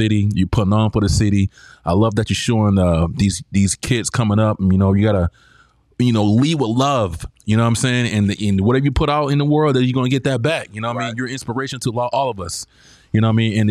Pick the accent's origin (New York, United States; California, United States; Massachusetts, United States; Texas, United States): California, United States; San Diego; we're from San Diego